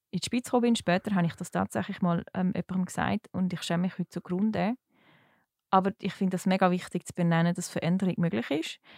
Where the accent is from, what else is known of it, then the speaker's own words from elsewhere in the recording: Switzerland; Also der Hauptgrund war wirklich, als Schweizerin kannst du in die Schweiz kommen und kannst eigentlich... Ähm, da gratis studieren.